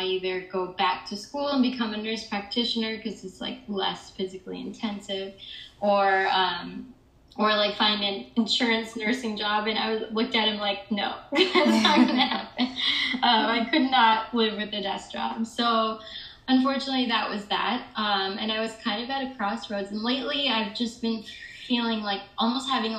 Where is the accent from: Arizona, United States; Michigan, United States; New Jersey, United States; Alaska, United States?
Michigan, United States; moved away as an adult; also born or lived in Chicago, United States; now in New York City, United States; I'm originally from Michigan, the suburbs of Michigan